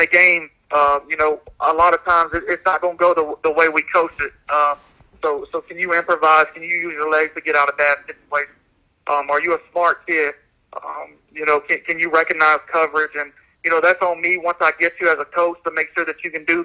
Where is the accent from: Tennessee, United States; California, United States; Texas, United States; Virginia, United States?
Tennessee, United States; growing up in Tennessee and coaching a couple of years in Tennessee